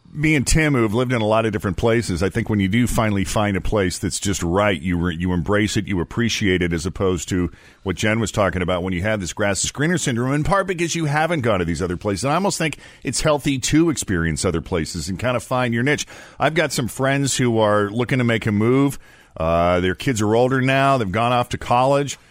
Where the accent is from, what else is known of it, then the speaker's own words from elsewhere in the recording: Boston, Massachusetts, United States; moved away as an adult; also born or lived in New York City / West Coast / Florida / Portland, Maine; now in Cincinnati, United States; I was born and raised in the Boston area.